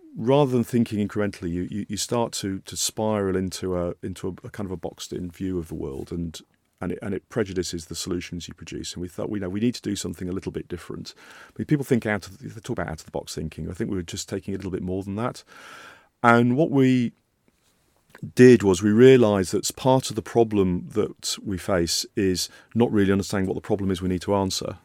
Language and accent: English; Yorkshire and the Humber, United Kingdom; moved away; I grew up in Yorkshire